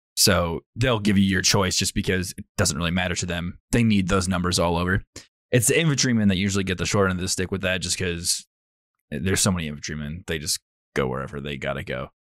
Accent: Fort Lewis, Washington, United States; born there; I was born in Fort Lewis, formerly, it's, you know, Joint Base McCord or whatever it is now, but I was born on Fort Lewis.

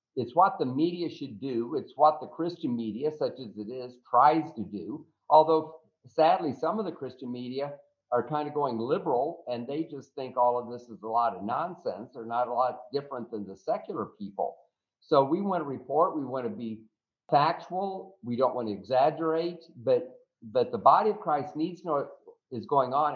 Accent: Florida, United States; I was from Florida

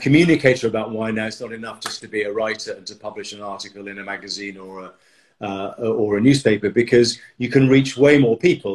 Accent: Dartford, South East England, United Kingdom; moved away as an adult; also born or lived in France; now in London, United Kingdom; I was born in a place called Dartford, which is in Kent. I was brought up in Kent, just outside London

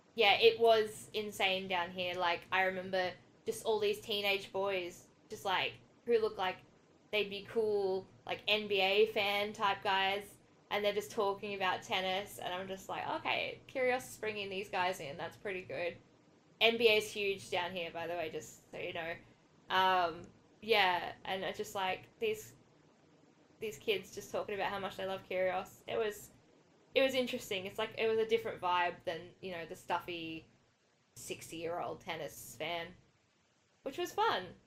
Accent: New South Wales, Australia; now in Melbourne, Australia; I'm originally from New South Wales

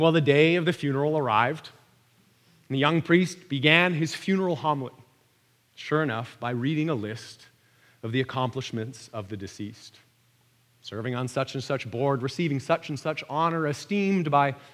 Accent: Vancouver, British Columbia, Canada; my hometown of Vancouver

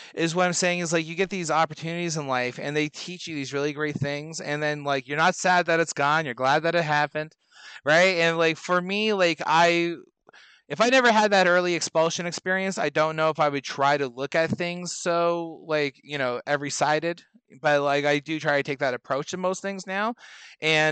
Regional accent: Canada; I'm a Canadian

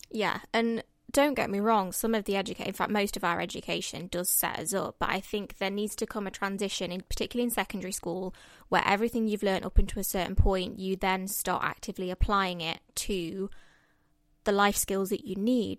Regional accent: Mansfield, East Midlands, United Kingdom; moved away as an adult; now in London, United Kingdom; Mansfield. It's my hometown

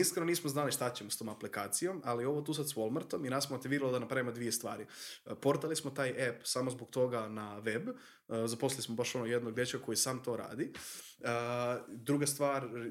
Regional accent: Croatia; tu kod nas u Hrvatskoj, mi smo mala država

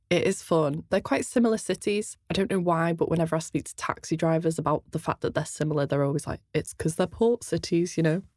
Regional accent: outside Liverpool, North West England, United Kingdom; accent: quite a strange accent; I grew up half an hour outside of Liverpool and then moved into the city centre for about ten years

